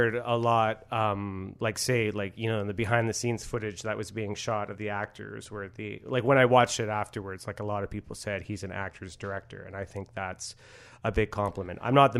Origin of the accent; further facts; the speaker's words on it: Port Coquitlam, British Columbia, Canada; accent: suburban; When I arrived at drama school, like, which was in Vancouver, I was from Port Coquitlam, and they said that I sounded very suburban.